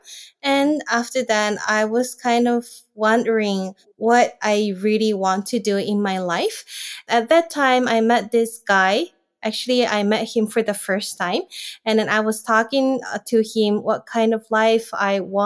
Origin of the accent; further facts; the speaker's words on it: Japan; from Japan